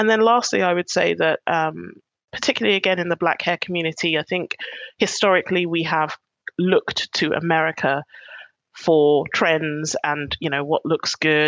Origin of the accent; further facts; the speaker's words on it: United Kingdom; And, you know, being Black British is a big part of that.